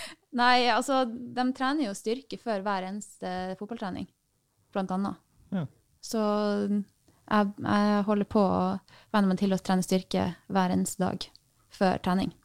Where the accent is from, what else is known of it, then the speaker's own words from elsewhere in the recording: Tromsø, Troms, Norway; moved away; Jeg er fra Tromsø.